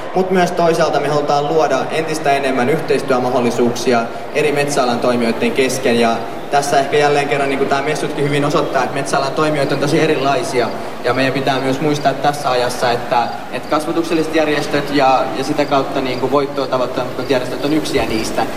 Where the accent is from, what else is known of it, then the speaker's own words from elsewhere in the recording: Finland; mä olen Suomesta